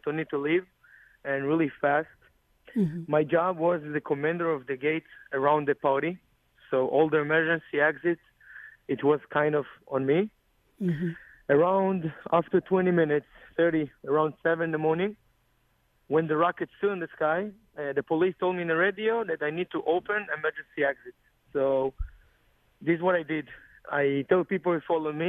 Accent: Israel; English is a second language; I'm from Cologne in Israel.

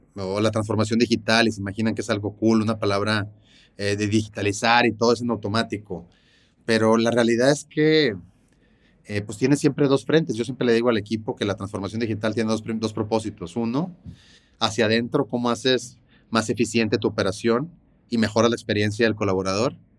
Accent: Monterrey, Nuevo León, Mexico; nací aquí en Monterrey.

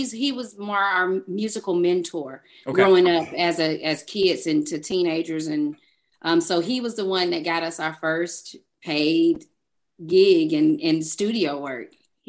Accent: Georgia, United States; accent: Southern Georgia; we're from Georgia, and you can hear all this. You can hear all this Southern Georgia speech.

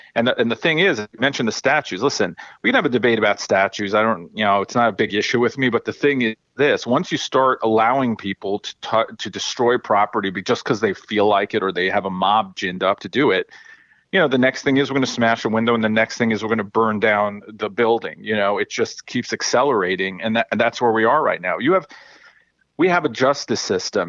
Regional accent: New York, United States; growing up in New York

